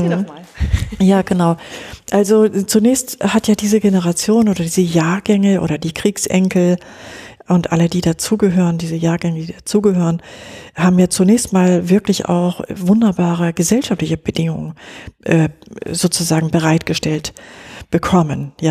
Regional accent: West Germany, Germany; Ich bin in Westdeutschland groß geworden, ja.

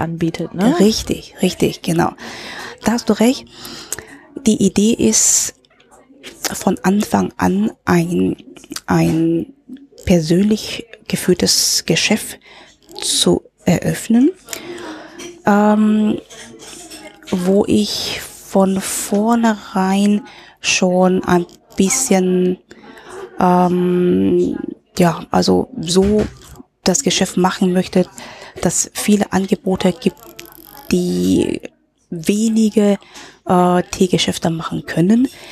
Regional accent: Hong Kong; also born or lived in Germany / Berlin / Frankfurt; now in Linz, Austria; ich in in Deutschland geboren bin, aber in Hongkong aufgewachsen bin

